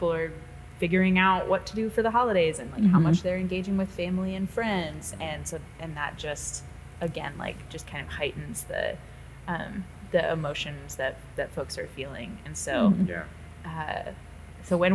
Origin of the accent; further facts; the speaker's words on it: Midwest, United States; also born or lived in the South; now in Seattle, United States; being a Midwesterner who lived in the South and then out here